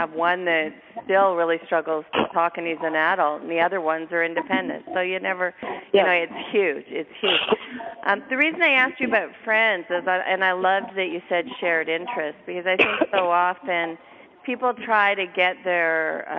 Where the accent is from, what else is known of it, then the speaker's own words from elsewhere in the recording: Winnipeg, Manitoba, Canada; that's my hometown. That's where I grew up.